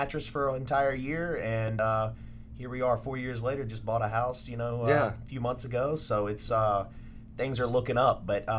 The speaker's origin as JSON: {"language": "English", "town": "Mobile", "region": "Alabama", "country": "United States", "moved": "as an adult", "lives_now": "Dallas, United States", "said": "So I'm originally from Mobile, Alabama."}